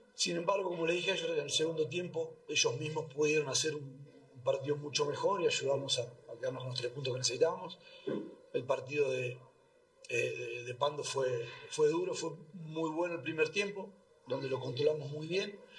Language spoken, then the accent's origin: Spanish; Argentina; now in Bolivia; cuando pasó en mi país